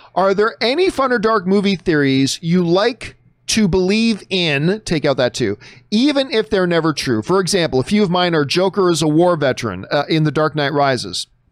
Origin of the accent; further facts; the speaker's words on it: Canada; now in United States; my home country